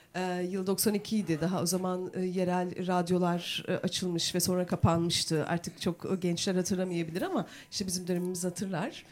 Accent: Turkey; Aynı köylüyüz biz. Yan yana evlerimiz

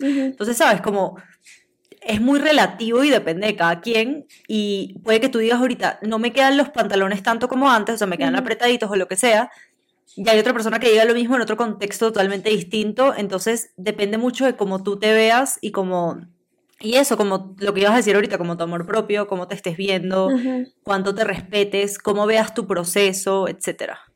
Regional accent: Venezuela; Nosotros somos de Venezuela

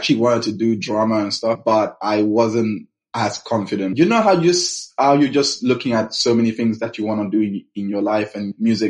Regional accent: London, United Kingdom; Then we moved to the UK when I was 11. We grew up in London, West London, Mackillingdon area.

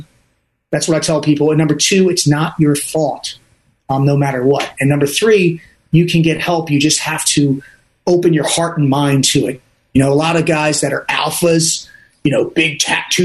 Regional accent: Dundalk, Maryland, United States; also born or lived in Owings Mills, Maryland; I'm from Dundalk, Maryland, not a good part of town

